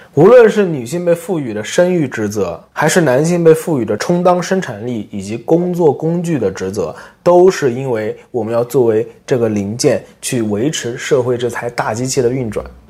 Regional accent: China; moved away as an adult; also born or lived in United States / Japan; 我自从十八九岁，我离开中国之前

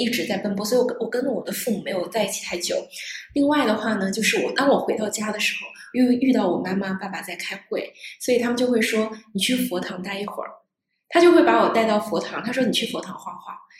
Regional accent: Northeast China, China; 更更重要的话，其实是来自于我是东北人。我在过去，其实我没有在东北生活在过太多的时间，但是我深深的其实被东北的文化感染了

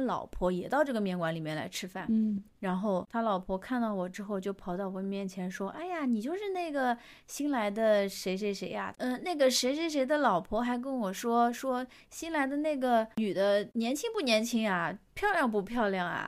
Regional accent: Chengdu, Sichuan, China; moved away; 我当时在成都工作嘛

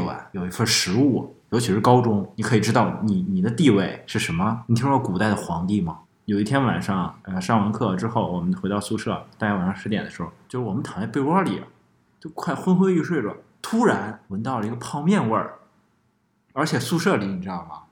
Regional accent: Henan, China; 我们家乡那边儿的刀削面确实是不一样

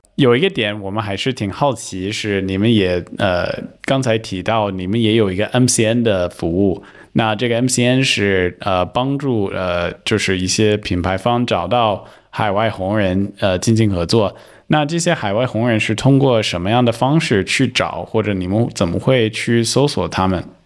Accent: United States; Chinese is a second language; moved away; 作为一个美国人

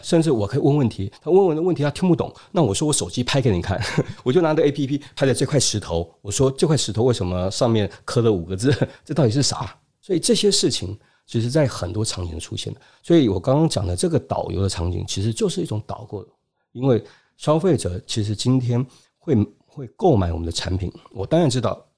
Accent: China; 因为我们中国人特别喜欢社群

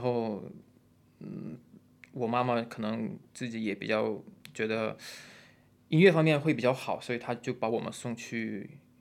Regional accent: Russia; Chinese is a second language; moved away as an adult; also born or lived in Shenzhen, China; now in China; 我出生和长大都是在比较冷的一个地方，冷的地方

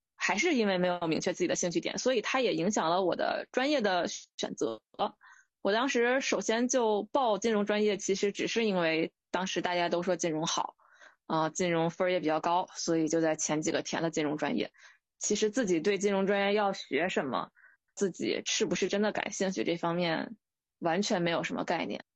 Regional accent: Hebei, China; moved away as an adult; also born or lived in Guangzhou; now in Beijing, China; 我一直在河北生活嘛，然后因为离北京、天津也比较近

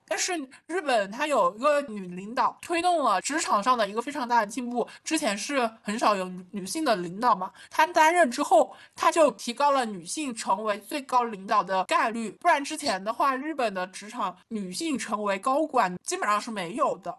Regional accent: China; 幸亏我出生在了中国，相对开放，能接受这么多多样性的国家

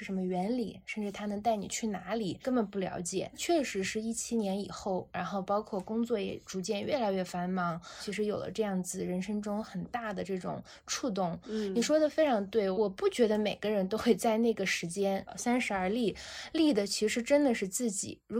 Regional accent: Xinjiang, China; moved away; 我出生在新疆，我爷爷那个时代，他们就是跟着王震的部队去了新疆，后来就在兵团开始一直留在那儿，其实是奉献边疆。从小在新疆，因为爷爷也在这个兵团农场，

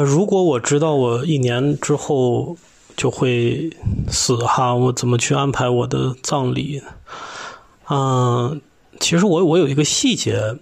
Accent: Lanzhou, Gansu, China; 我的家乡呢是甘肃省兰州市，我的父母都是宁夏人，所以我呢也有很多的亲戚在宁夏

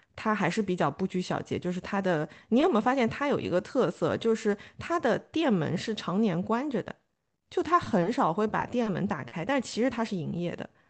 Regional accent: Suzhou, Jiangsu, China; 我小时候住的地方就是在彩香新村那边

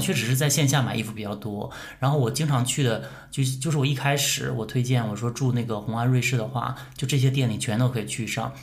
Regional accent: Northeast China, China; now in Shanghai, China; 因为小的时候对上海还是蛮有憧憬的，作 为东北人

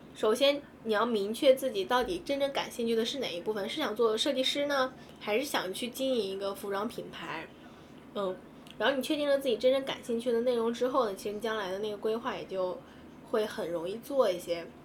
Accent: China; moved away as an adult; also born or lived in Japan; 我们中国人

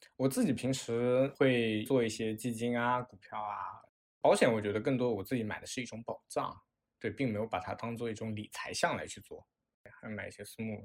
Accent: Wenzhou, Zhejiang, China; moved away as an adult; also born or lived in Shanghai; 之前在上海工作，现在回归到了温州，也就是我的老家，然后在一家第三方机构工作

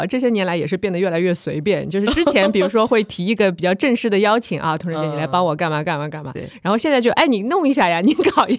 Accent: Shanghai, China; 哦，我刚才还想说，因为我是我们都是上海人。

